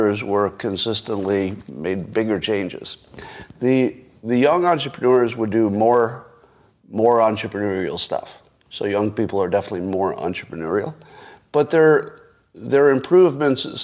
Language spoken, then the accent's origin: English; Windham, New York, United States; moved away; my hometown? In Windham, New York?